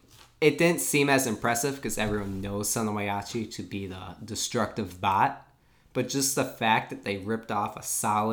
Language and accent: English; Wisconsin, United States; we're from Wisconsin.